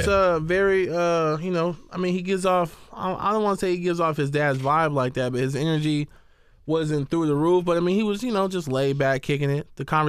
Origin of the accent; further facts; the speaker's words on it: Oakland, California, United States; Yeah, and I grew up in the town. I grew up in the East.